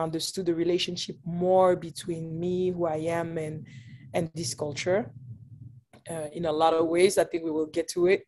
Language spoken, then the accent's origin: English; Geneva, Switzerland; moved away as an adult; now in United States; I was born and raised there in Geneva, Switzerland